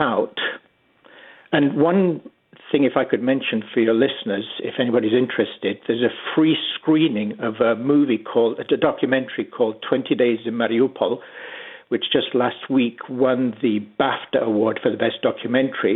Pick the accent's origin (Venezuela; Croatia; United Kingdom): United Kingdom; England; moved away as an adult; now in London, Canada; I grew up in England and moved to Canada 40 years ago.